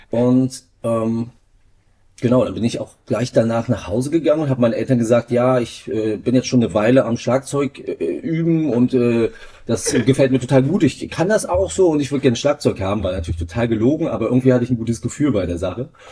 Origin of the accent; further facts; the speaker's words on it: Greifswald, Mecklenburg-Vorpommern, Germany; Ich bin in Greifswald aufgewachsen